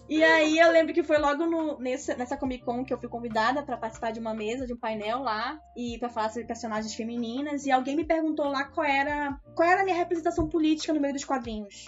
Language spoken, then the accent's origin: Portuguese; Manaus, Amazonas, Brazil; moved away; also born or lived in Ivatuba, Paraná; só porque eu falo assim, Manaus